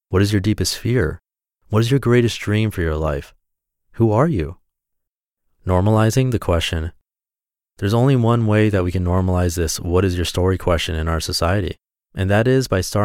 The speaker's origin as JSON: {"language": "English", "region": "Wellington", "country": "New Zealand", "tie": "born there", "said": "I was born in Wellington, New Zealand."}